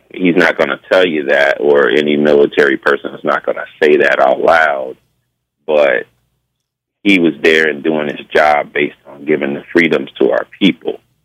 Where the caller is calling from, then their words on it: Connecticut, United States; I'm calling from Connecticut